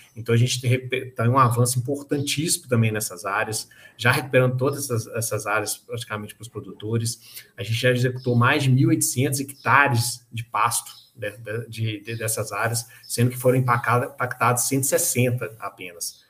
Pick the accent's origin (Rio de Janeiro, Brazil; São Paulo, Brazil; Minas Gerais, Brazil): Minas Gerais, Brazil; Mariana; also born or lived in Manaus; Eu sou de Mariana, a família da minha, da minha mãe é de Mariana